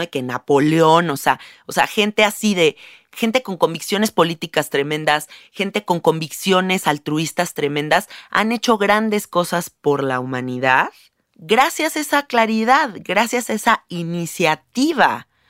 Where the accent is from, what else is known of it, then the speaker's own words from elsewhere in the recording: Mexico; Yo vivo en un país, siendo mexicana